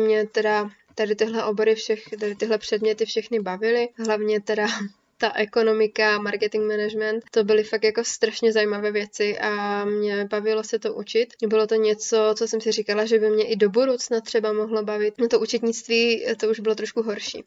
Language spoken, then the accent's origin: Czech; Ostrava, Moravian-Silesian Region, Czechia; u nás v Ostravě